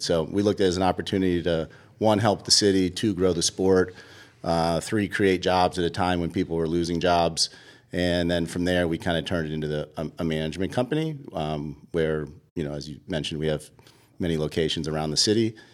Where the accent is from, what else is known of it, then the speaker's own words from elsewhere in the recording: Boston, Massachusetts, United States; moved away as an adult; also born or lived in Virginia; now in Atlanta, United States; I grew up in Boston